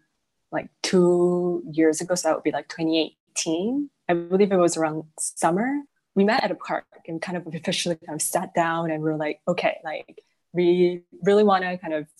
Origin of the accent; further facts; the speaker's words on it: South Korea; now in Canada; So I kind of see myself more as a Korean who happened to have a Canadian citizenship. So I don't really see myself as a Korean hyphen Canadian.